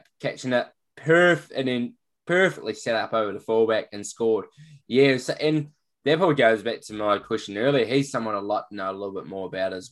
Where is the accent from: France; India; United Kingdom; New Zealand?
New Zealand; being a Kiwi as well